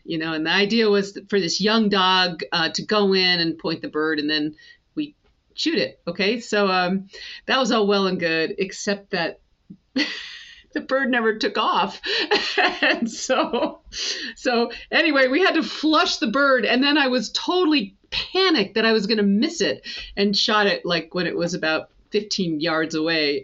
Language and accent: English; the Adirondacks, upstate New York, United States; I grew up in the Adirondacks and uh, in upstate New York